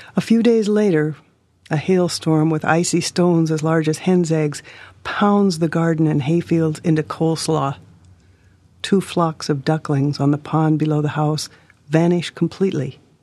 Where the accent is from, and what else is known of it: Hermosa, South Dakota, United States